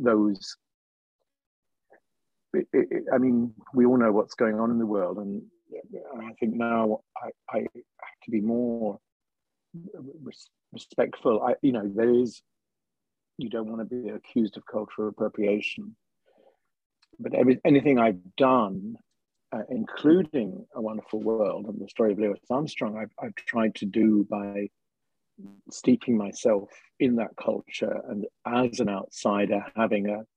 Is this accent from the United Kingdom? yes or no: yes; United Kingdom; I'm British